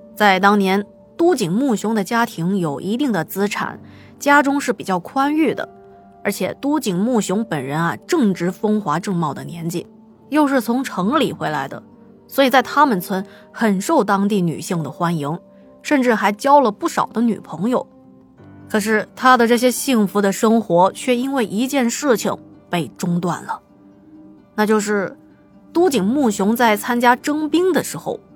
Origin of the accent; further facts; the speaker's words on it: China; 我们中国人